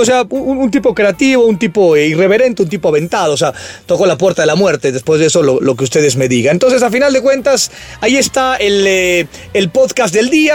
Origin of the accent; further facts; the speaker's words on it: Mexico; Soy orgullosamente mexicano